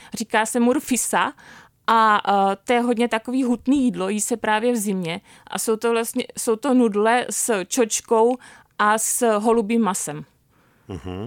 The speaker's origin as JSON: {"language": "Czech", "region": "Bohemia", "country": "Czechia", "also_born_or_lived": "Marrakesh, Morocco", "moved": "as an adult", "said": "tady u nás v Čechách"}